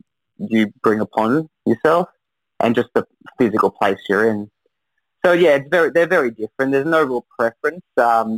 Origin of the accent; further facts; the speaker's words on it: Newcastle, New South Wales, Australia; born there; I always supported New South Wales because I was born in Newcastle, so I did the full loop.